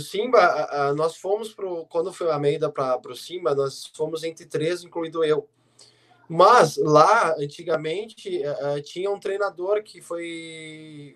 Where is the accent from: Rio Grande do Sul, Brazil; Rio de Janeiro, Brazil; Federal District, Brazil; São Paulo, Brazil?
Rio Grande do Sul, Brazil